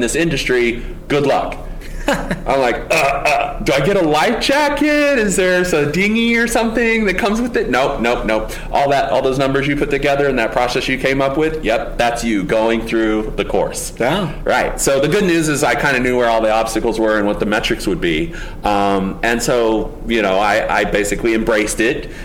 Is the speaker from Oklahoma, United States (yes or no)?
yes; Oklahoma, United States; I grew up in Oklahoma